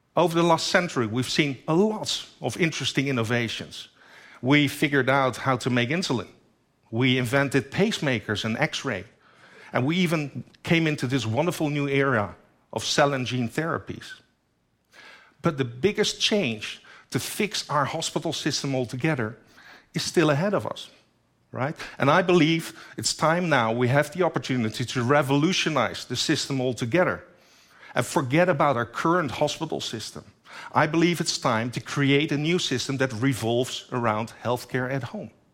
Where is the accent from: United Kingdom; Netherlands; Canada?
Netherlands; my home country, the Netherlands, only seventeen million people live there